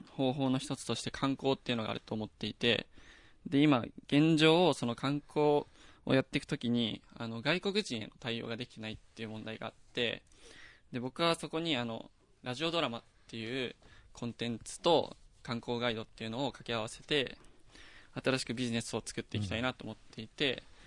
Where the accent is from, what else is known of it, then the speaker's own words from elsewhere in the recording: Toyama, Japan; moved away; 僕あの富山県出身